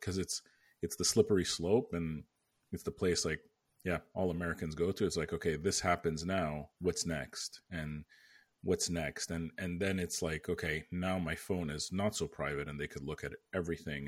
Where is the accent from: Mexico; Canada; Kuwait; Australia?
Canada; moved away as an adult; now in United States; I'm Canadian